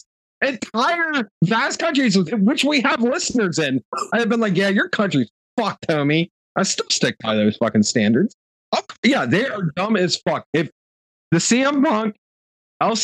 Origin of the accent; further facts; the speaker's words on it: Ohio, United States; we're all from Ohio